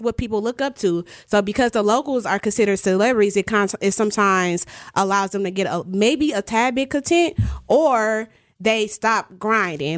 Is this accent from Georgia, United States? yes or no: no; Milwaukee, Wisconsin, United States; moved away as an adult; also born or lived in Atlanta; One of the reasons why I moved back from Atlanta to Milwaukee is to help the community.